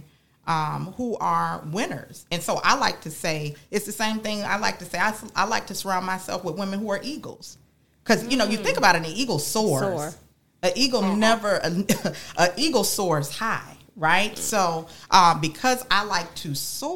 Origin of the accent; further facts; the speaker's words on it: West Palm Beach, Florida, United States; I born and raised in Palm Beach County, grew up in West Palm Beach